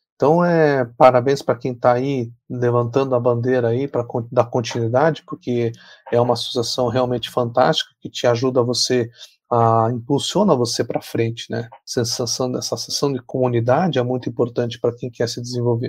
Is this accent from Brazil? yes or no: yes; Paraná, Brazil; eu sou aqui do Paraná